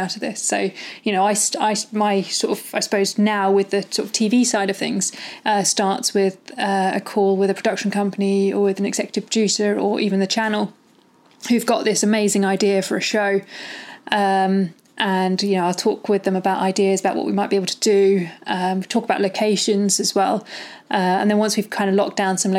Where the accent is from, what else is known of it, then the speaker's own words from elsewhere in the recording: Malvern, West Midlands, United Kingdom; I grew up in the Malverns, like in the Malvern Hills in Worcestershire.